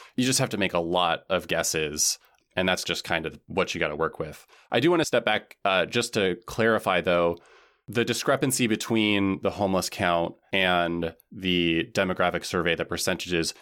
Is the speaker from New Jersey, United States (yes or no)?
no; Washington, United States; moved away; I'm from Washington State